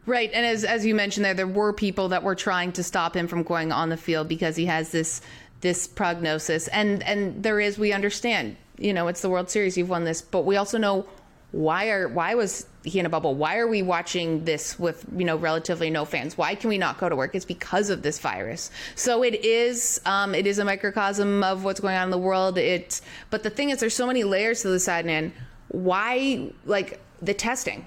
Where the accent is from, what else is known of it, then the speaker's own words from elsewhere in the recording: Canada; we're Canadian